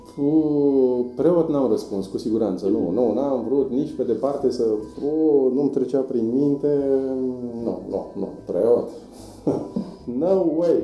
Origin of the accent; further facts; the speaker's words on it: Voluntari, Ilfov, Romania; also born or lived in Bucharest; provenind din voluntari. Acolo am crescut, m-am născut în București